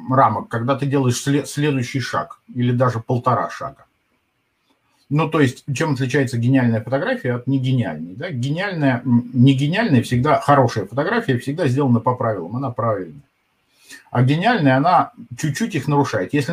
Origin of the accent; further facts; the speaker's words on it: Moscow, Russia; А я клянусь, что я вот прожил в Москве 50 лет, я москвич.